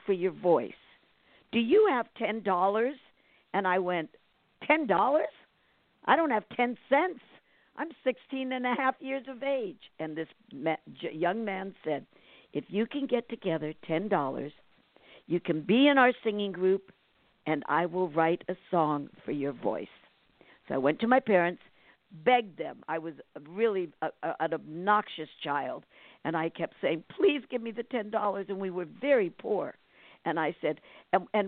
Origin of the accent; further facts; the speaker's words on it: California, United States; also born or lived in New Brunswick, New Jersey; I came here when I was 5. My parents, well, I was born in New Jersey, and we migrated to California, and I've been here ever since.